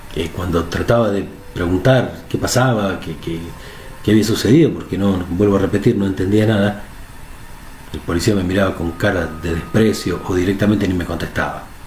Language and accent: Spanish; Argentina; aquí en mi país, en Argentina